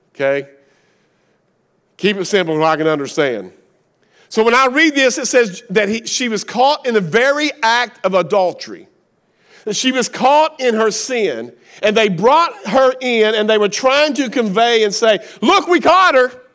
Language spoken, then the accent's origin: English; Kentucky, United States; accent: Appalachian; I'm from Kentucky. I'm redneck. We don't know how to spell. We make up our own words. We have our own language. Appalachian one oh one